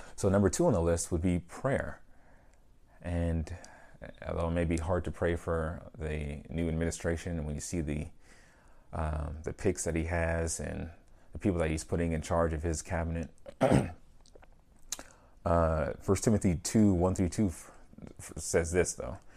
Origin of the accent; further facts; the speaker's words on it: United States; growing up in America